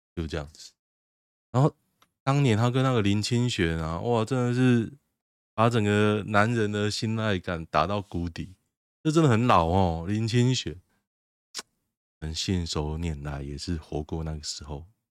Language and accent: Chinese; Taoyuan, Taiwan; also born or lived in Hsinchu; 春日路就在我家外面吗？不要说我从我搬来到现在，从我小时候到现在